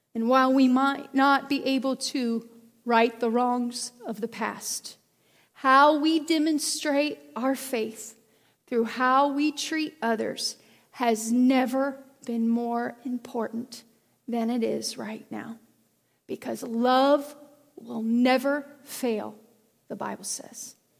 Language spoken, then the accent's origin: English; United States; I am an American, I am a Christian